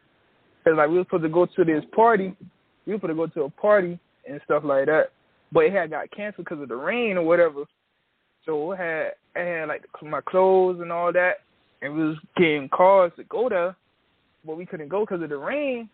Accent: Miami Gardens, Florida, United States; I'm from Kara City, Miami Gardens, Florida

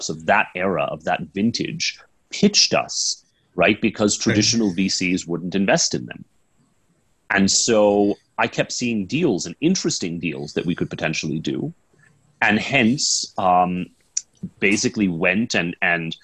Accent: Houston, Texas, United States; moved away as an adult; now in India; I'm originally from Houston, Texas, and I actually grew up next to a large Indian neighborhood

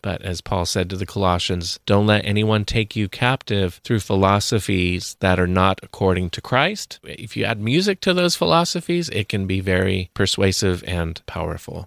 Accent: Santa Cruz, California, United States; I grew up in Santa Cruz, Northern California, very liberal town

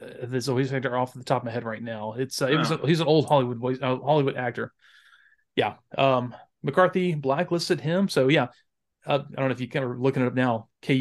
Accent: Wales, United Kingdom; I'm Welsh. We don't care about that stuff.

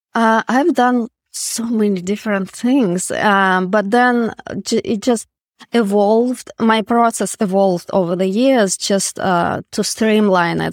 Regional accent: Russia; moved away; I'm from Russia, so we didn't have, uh, art education in public school

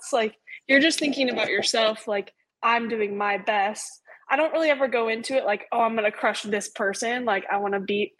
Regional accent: Hood River, Oregon, United States; moved away as an adult; also born or lived in Bend, Oregon; now in Las Vegas, United States; I was born and raised in Hood River.

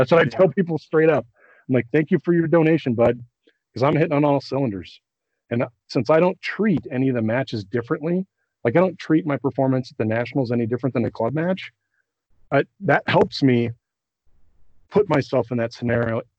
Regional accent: Colorado, United States; I come from Colorado where it's dry and not humid

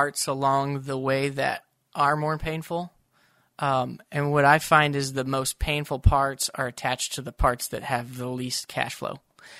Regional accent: Tulsa, Oklahoma, United States; I grew up in Tulsa where they talked about the toy maker's dream.

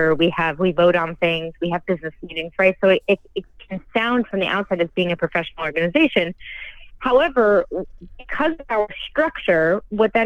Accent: New Jersey, United States; I'm from New Jersey

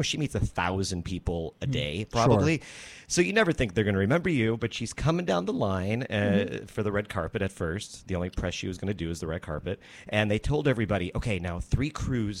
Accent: United States; I'm American

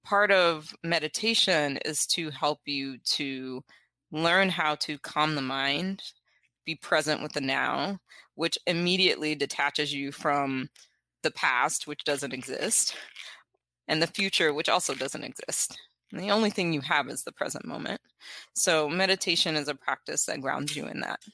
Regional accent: South Carolina, United States; I am from South Carolina, born and raised.

